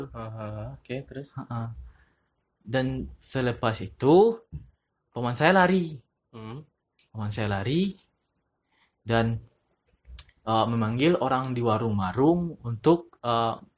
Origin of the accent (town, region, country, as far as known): West Sumatra, Indonesia